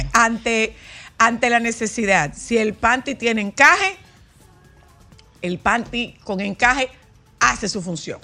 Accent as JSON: {"language": "Spanish", "country": "Dominican Republic", "said": "tenemos los dominicanos"}